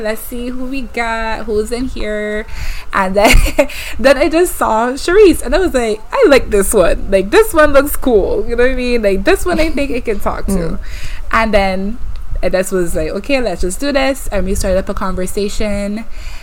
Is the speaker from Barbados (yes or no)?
yes; Barbados; I am from Barbados as well, but I still live here.